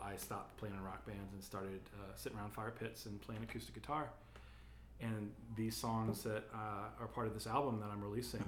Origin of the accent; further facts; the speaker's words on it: Texas, United States; also born or lived in Los Angeles; now in Atlanta, United States; I grew up in Texas